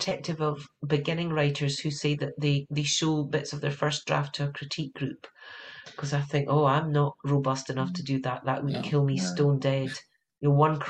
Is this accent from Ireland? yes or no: no; United Kingdom; moved away as an adult; now in California, United States; I'm British